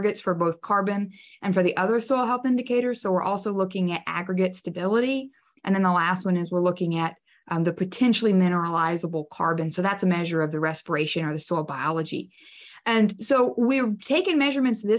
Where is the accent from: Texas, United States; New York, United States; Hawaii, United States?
Texas, United States; also born or lived in College Station, Texas; I'm from Texas, yes, and I spent about 10 years in the Blackland Prairies in the College Station area